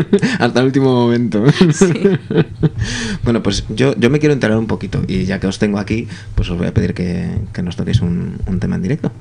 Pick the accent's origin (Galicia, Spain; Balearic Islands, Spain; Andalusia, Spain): Balearic Islands, Spain; Mallorca; now in Madrid, Spain; soy de Mallorca y vivía en Mallorca